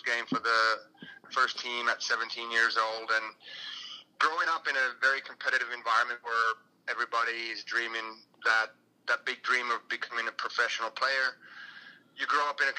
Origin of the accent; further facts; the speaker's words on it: Finland; moved away as an adult; also born or lived in United States; I went back and I signed with clubs in my hometown